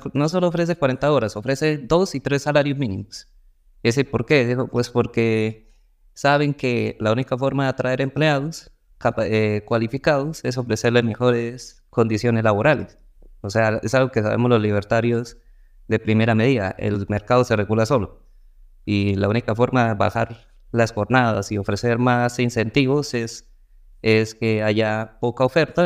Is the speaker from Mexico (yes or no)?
no; Colombia; acá en Colombia